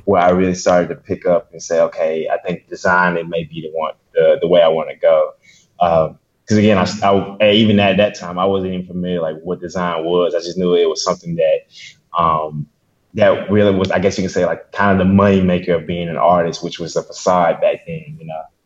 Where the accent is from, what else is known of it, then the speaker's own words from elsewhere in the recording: Columbus, Mississippi, United States; now in Birmingham, United States; I was born and raised in Mississippi, Columbus, Mississippi, to be exact.